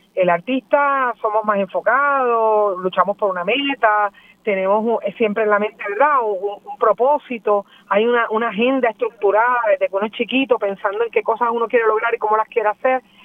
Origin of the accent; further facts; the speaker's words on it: Puerto Rico; nosotros sentimos como puertorriqueños